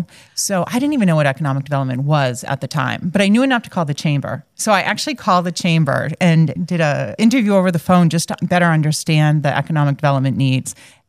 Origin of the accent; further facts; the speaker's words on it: Fitchburg, Massachusetts, United States; I'm born and raised in Fitchburg. I'm a North Central girl, always have been. Went away for college, but came back to my roots. So I did go to college in New York.